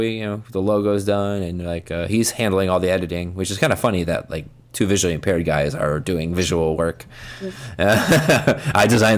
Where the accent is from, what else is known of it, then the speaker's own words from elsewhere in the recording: United States; I'm the American version of him.